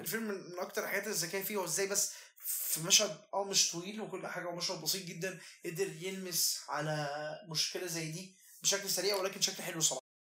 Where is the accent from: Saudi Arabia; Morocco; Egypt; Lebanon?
Egypt; انا مصري